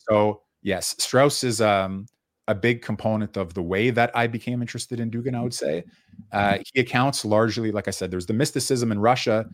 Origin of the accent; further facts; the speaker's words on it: Canada; I was born in Canada